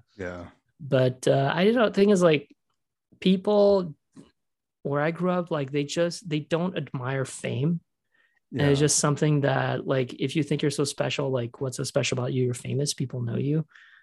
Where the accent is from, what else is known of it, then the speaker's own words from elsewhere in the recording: French-speaking Switzerland, Romandy, Switzerland; moved away; I grew up in the French part